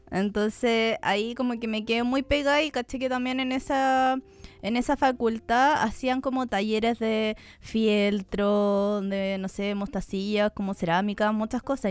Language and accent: Spanish; near Concepción, southern Chile, Chile; moved away as an adult; now in Santiago, Chile; no estuve en un colegio artístico, pues